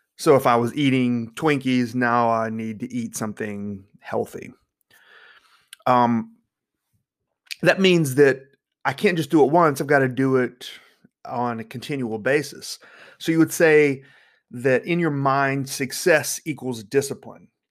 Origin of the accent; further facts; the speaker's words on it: North Carolina, United States; I'm from North Carolina